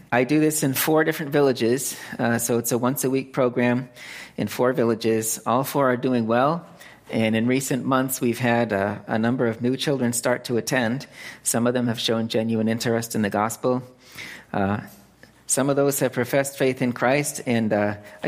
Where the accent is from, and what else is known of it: Lancaster, Massachusetts, United States; born or raised there; moved away as an adult; also born or lived in California; now in Phnom Penh, Cambodia